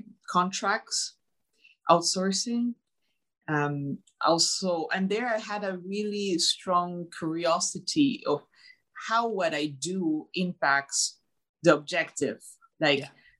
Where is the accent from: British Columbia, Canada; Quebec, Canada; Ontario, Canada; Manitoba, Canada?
Quebec, Canada; Montreal; Montreal, Canada.